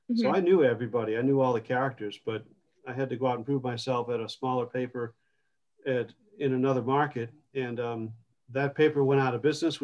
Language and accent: English; Groton, Massachusetts, United States; So I grew up in Central Mass, Groton, Massachusetts